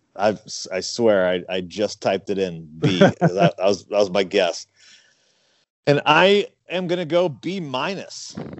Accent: St. Louis, Missouri, United States; growing up in St. Louis

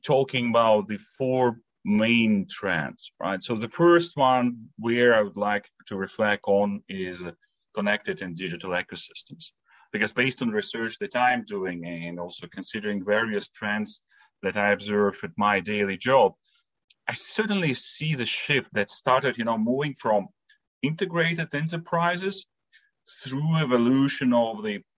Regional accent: Latvia; now in Switzerland; I'm originally from Latvia, so a small Baltic country, you know, between the Lithuania and Estonia

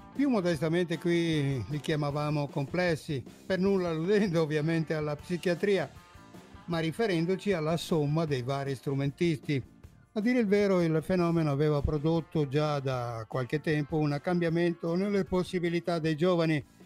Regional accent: Veneto, Italy; il Veneto è la mia terra d'origine

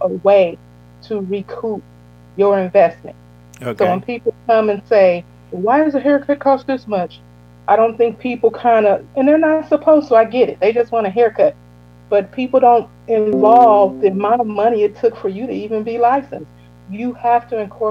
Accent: Illinois, United States; moved away as an adult; now in Georgia, United States; I was born and raised in Illinois.

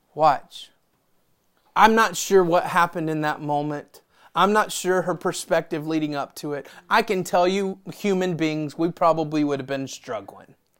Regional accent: Memphis, Tennessee, United States; I'm from Memphis

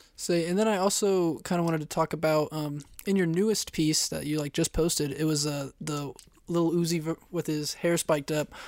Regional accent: Kansas, United States; I'm from Kansas

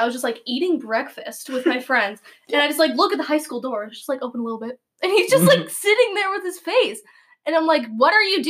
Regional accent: Spokane, Washington, United States; I went to middle school in Spokane.

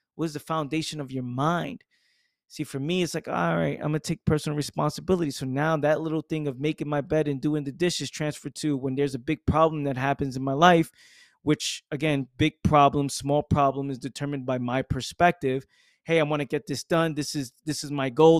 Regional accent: New York City, New York, United States; my accent, you know, growing up in the Bronx, being in the hood

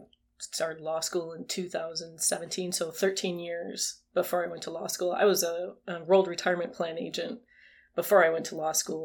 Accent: Greenfield, Wisconsin, United States; moved away as an adult; also born or lived in Minnesota; now in Louisiana, United States; I am originally from Greenfield, Wisconsin, which is a little suburb of Milwaukee

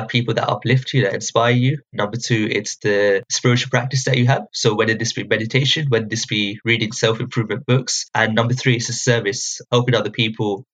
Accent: Luton, East of England, United Kingdom; when I was growing up, I'm from Luton.

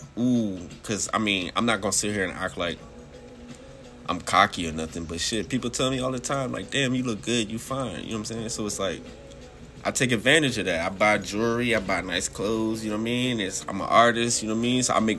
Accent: Washington, District of Columbia, United States; I'm from D.C. Yeah, I'm from D.C. out here chilling.

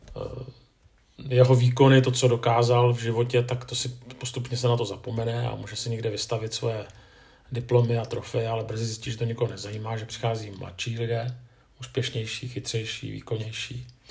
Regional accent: Czechia; že jsem muž, že jsem Čech

